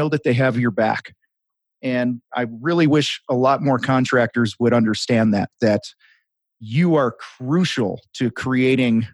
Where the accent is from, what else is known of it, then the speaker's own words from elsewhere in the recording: outside of Chicago, Illinois, United States; I grew up outside of Chicago